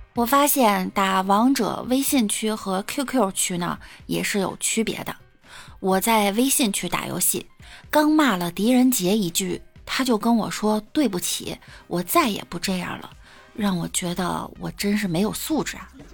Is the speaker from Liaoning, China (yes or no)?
no; Beijing, China; 我是北京的，北京丰台的，丰台小屯儿的